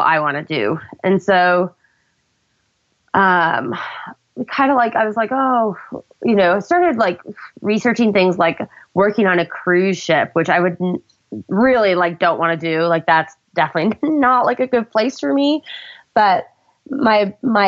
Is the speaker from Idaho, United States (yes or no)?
yes; Idaho, United States; I grew up in Idaho and all my family was back here.